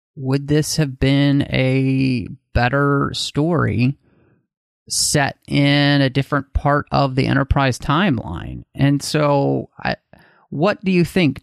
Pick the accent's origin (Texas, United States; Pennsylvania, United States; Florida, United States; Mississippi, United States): Texas, United States; moved away; also born or lived in Pacific Northwest; I grew up in Texas